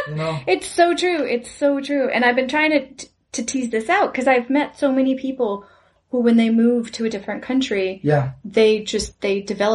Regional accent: California, United States; I'm from California. I grew up in Southern California.

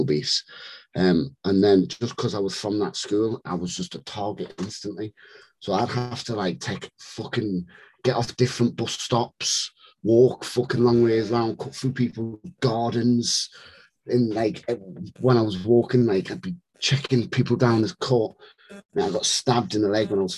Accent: Newcastle upon Tyne, North East England, United Kingdom; also born or lived in Whitehaven, Cumbria / Germany; ended up settling in Newcastle when I was like seven, something like that. So grew up in Newcastle

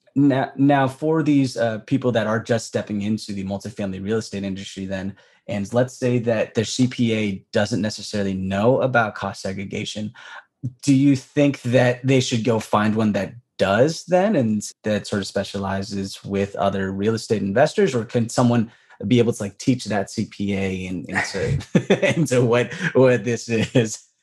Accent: Bay Area, California, United States; I'm from the Bay Area

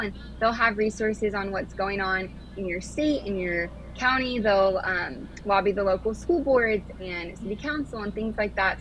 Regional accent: California, United States; moved away as an adult; now in Washington DC, United States

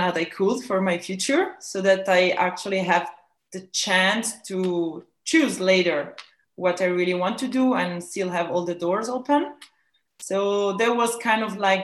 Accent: Ticino, Switzerland; in Ticino, is the Swiss Italian part of Switzerland, in a little village.

